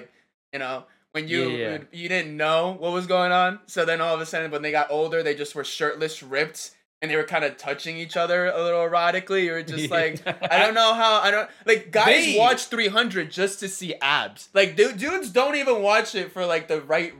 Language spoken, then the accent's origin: English; New Jersey, United States; I am from Jersey. I am born and raised